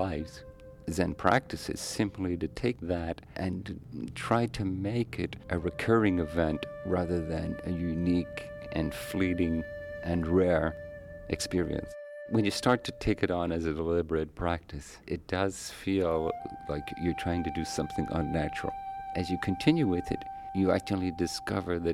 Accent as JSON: {"language": "English", "country": "Ireland", "tie": "born or raised there", "also_born_or_lived": "Tokyo, Japan", "moved": "as an adult", "lives_now": "San Francisco, United States", "said": "I grew up in Ireland"}